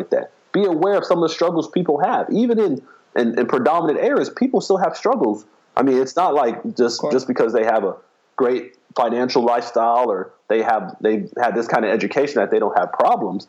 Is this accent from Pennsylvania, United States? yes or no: no; Miami, Florida, United States; I grew up in Miami, Florida, which is a big city, but it's a fast city